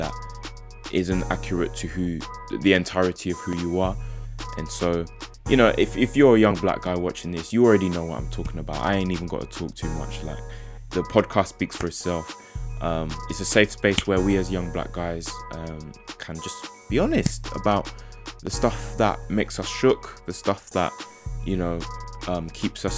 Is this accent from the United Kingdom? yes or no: yes; Essex, East of England, United Kingdom; also born or lived in South London / Ghana (ancestry); now in Derby, United Kingdom; Born in South London, grew up in Essex, and now we're living in Derby.